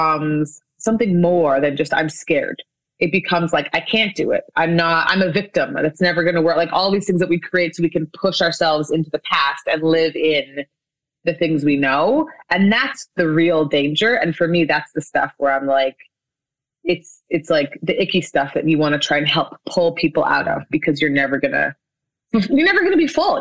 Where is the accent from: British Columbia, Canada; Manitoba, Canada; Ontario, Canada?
Manitoba, Canada; Winnipeg; this is my hometown of Winnipeg in Canada